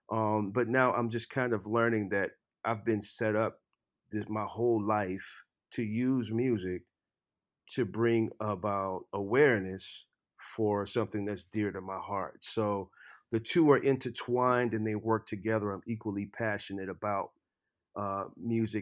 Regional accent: Lafayette, Louisiana, United States; moved away as an adult; also born or lived in Nashville; I grew up in Lafayette, Louisiana, in a very festive culture.

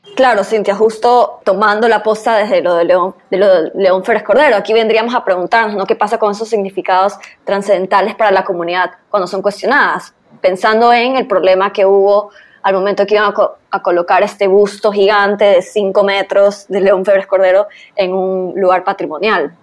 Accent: Guayaquil, Guayas, Ecuador; como guayaquileña

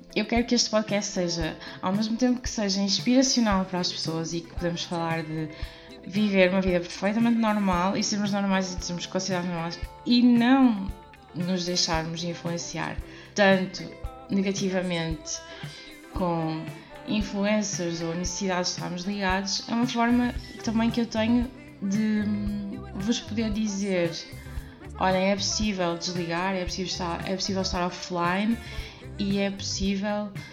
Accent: Porto, Norte, Portugal; moved away as an adult; now in Oliveira de Azeméis, Portugal; nasci no Porto, moro neste momento em Alvegaria Velha

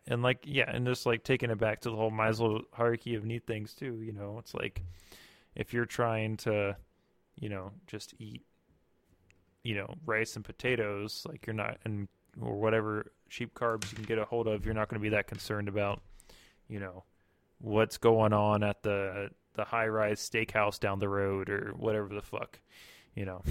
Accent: Germany; moved away; I'm from Germany.

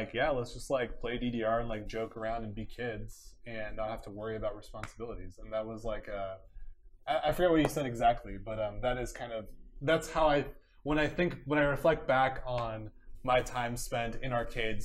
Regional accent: Orange County, California, United States; I grew up in Orange County, so my home machine was Lake Forest Nickel Nickel

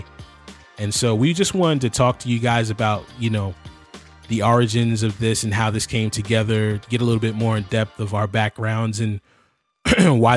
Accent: Philadelphia, Pennsylvania, United States; we're all from the Philadelphia area

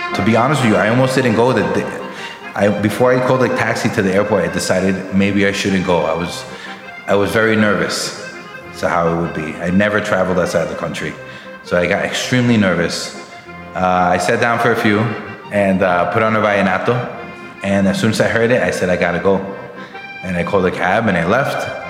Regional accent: New York, United States; I was born and raised in Brooklyn, New York all my life.

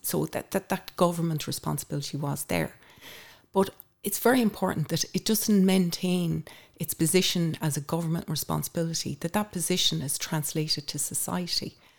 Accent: Ireland; I grew up in Anspit Hill

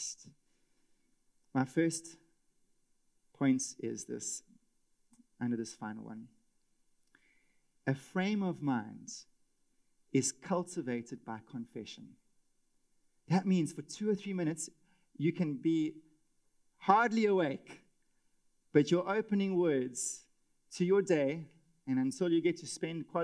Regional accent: South Africa; as a South African husband and father

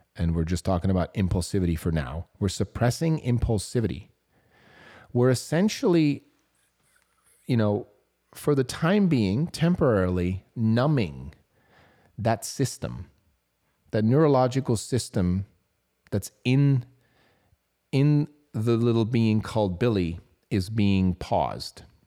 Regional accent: Switzerland; I was considered as A D H D growing up in Switzerland

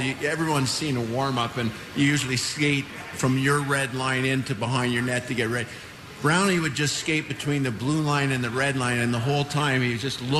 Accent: London, Ontario, Canada; moved away; Craigie McTavish and I grew up together in London, Ontario.

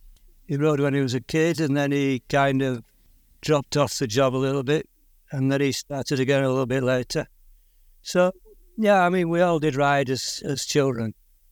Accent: Yorkshire and the Humber, United Kingdom; earliest memories were growing up on a farm, and I always, for some reason, was interested in ponies and riding

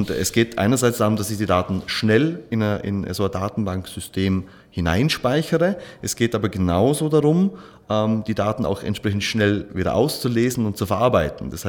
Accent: Schnepfau, Vorarlberg, Austria; born there; now in Dornbirn, Austria; bin gebürtig aus Schnepfer, wohne in Dornbirn, verheiratet, zwei Kinder

